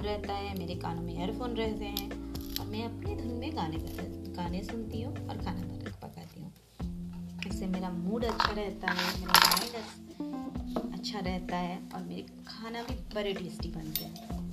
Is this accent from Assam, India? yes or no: yes; Tezpur, Assam, India; मैं आसाम के छोटे से शहर तेजपुर की रहने वाली हूँ